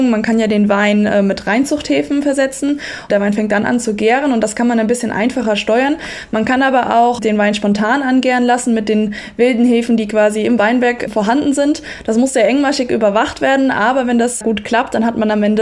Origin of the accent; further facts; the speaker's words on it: Rhineland-Palatinate, Germany; Ich komme ja aus der Region und deswegen ist mir ein Anliegen, diese alten regionalen Spezialitäten ein bisschen auf modern zu trimmen